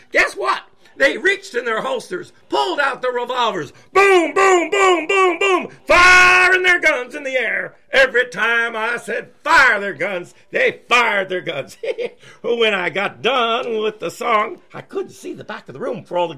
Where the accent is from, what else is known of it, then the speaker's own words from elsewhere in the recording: the Ozarks, United States; Well, I'm from the Ozark Mountains, and we usually carry guns